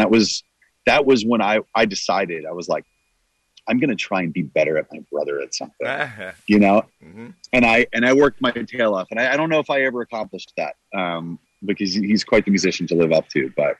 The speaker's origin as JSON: {"language": "English", "region": "New Jersey", "country": "United States", "tie": "born or raised there", "said": "Northern New Jersey."}